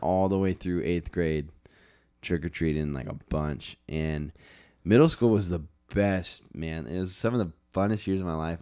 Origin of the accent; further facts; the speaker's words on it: Las Vegas, Nevada, United States; I grew up in Vegas